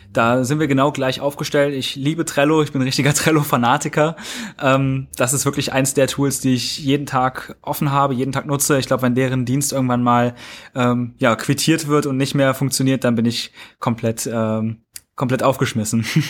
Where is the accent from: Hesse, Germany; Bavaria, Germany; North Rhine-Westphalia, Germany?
Hesse, Germany; Kassel; ich komme aus Kassel, hier ist ein sehr, sehr großes Werk von Volkswagen